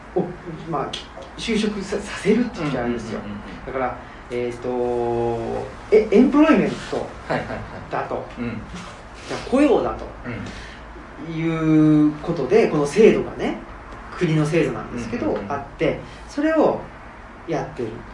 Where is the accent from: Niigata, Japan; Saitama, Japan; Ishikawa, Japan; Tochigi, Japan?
Saitama, Japan; also born or lived in Tokyo; now in Nara, Japan; 埼玉出身で